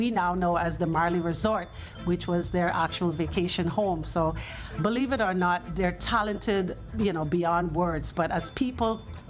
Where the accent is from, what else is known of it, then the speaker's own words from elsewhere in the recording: Grand Bahama, Bahamas; Being of Jamaican parentage, I spent many a summer in Kingston where I met the family at a concert, and we became instant friends since then up until today's date. I can vividly remember spending lots of summers here in Nassau as a Grand Bahamian native.